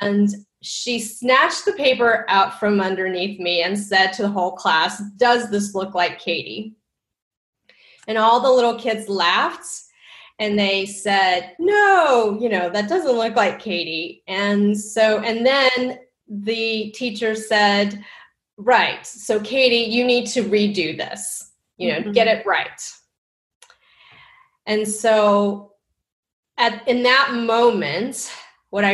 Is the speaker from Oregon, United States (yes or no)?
no; Texas, United States; born or raised there